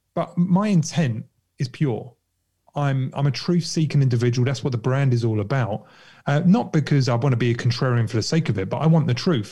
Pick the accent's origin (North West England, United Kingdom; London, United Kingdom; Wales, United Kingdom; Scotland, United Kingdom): London, United Kingdom; I grew up in Kentish Town